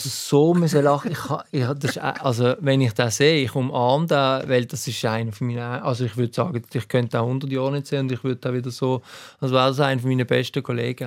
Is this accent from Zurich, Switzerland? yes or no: no; Basel, Basel-Stadt, Switzerland; als Basler